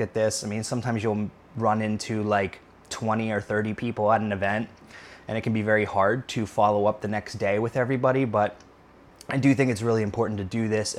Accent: Pittsburgh, Pennsylvania, United States; moved away; I'm from Pittsburgh, Pennsylvania originally.

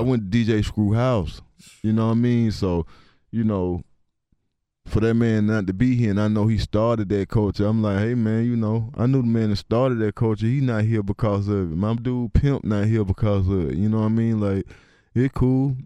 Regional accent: East Point, Georgia, United States; I'm from East Point

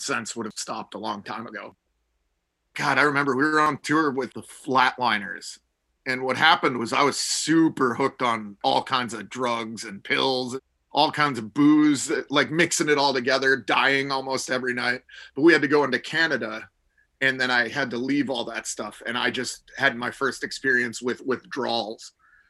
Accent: Minneapolis, Minnesota, United States; Growing up in Minneapolis

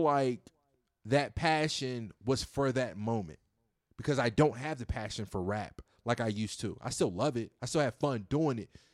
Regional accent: Virginia, United States; moved away as an adult; also born or lived in Houston; leaving my hometown in Virginia, of, of my small little hometown, moving to Houston

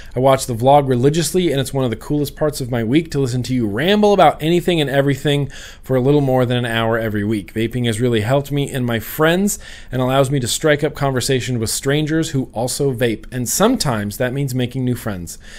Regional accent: United States; I grew up in Lake Tahoe

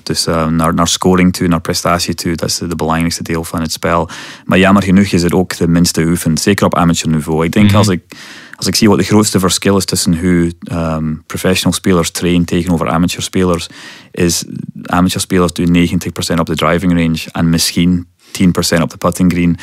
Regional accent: Scotland, United Kingdom; Dutch is a second language; moved away as an adult; now in West Flanders, Belgium; ik kom oorspronkelijk uit Scotland

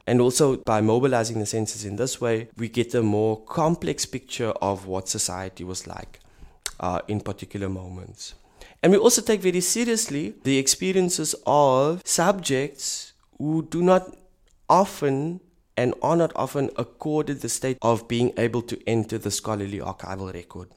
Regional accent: South Africa; moved away as an adult; now in Berlin, Germany; I'm a South African working in an institution that analyzes Europe

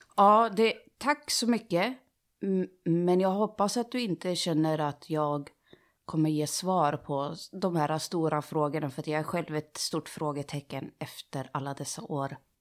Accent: Sundsvall, Västernorrland County, Sweden; moved away as an adult; now in Gothenburg, Sweden; jag växte upp i Sundsvall, flyttade till Göteborg

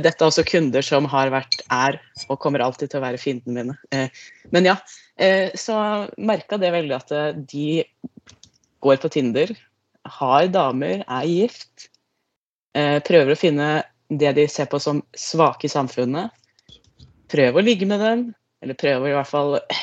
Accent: Lier, Buskerud, Norway; now in Trøndelag, Norway; Ikke fra Trøndelag, jeg er fra Lier

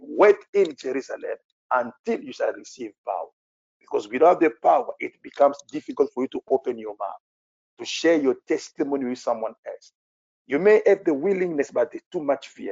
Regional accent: France; English is a second language; I'm a French people

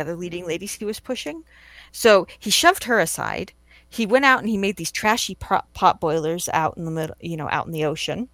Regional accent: California, United States; born and raised in California

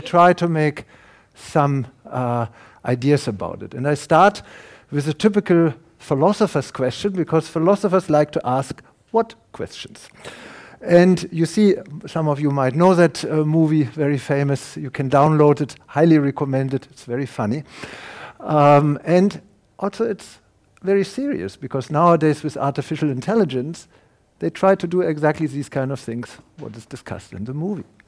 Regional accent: Germany; accent: German; English is a second language; now in Canada; my German accent, I'm a German, I can't hide that. No, long, no matter how long I will live in Canada, they will recognize me.

